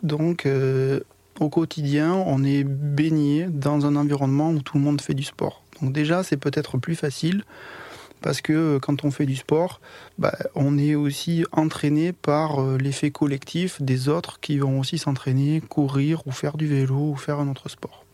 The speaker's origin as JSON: {"language": "French", "town": "Foix", "region": "Occitania", "country": "France", "tie": "born or raised there", "said": "je suis né à Foix, dans l'Ariège, pas loin de Toulouse"}